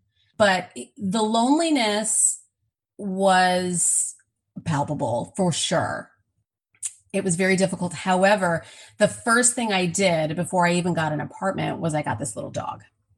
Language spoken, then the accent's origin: English; Milwaukee, Wisconsin, United States; moved away as an adult; now in Los Angeles, United States; I'm originally from Milwaukee, Wisconsin, and it's one of the larger cities in Wisconsin, but it's definitely not considered a large city. I mean, we have Chicago nearby.